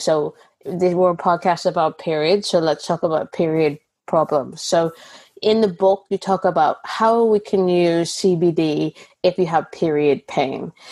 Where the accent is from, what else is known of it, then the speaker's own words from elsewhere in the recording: Canada; now in United Kingdom; So Canada, where I'm from